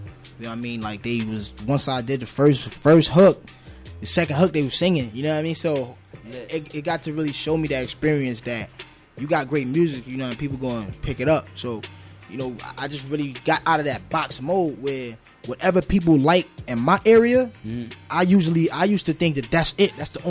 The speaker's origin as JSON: {"language": "English", "region": "New York", "country": "United States", "tie": "born or raised there", "also_born_or_lived": "Maryland", "said": "like I was born and raised in New York, but I was always moving around"}